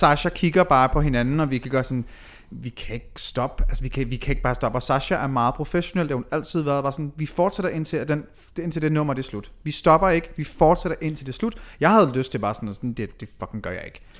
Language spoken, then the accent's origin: Danish; Aalborg, North Denmark Region, Denmark; moved away as an adult; also born or lived in Aarhus; jeg er født og opvokset i Aalborg